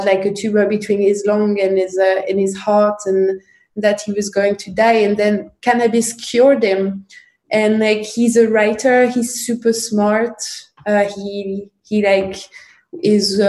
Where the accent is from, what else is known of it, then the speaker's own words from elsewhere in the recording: Paris, Île-de-France, France; I grew up in Paris, in the east of Paris